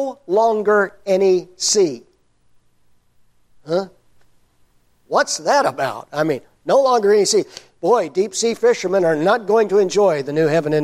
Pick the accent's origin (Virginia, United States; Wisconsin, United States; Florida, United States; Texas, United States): Texas, United States; Overton; also born or lived in Ennis, Texas; I grew up in Overton, which is the grease spot on the map of Texas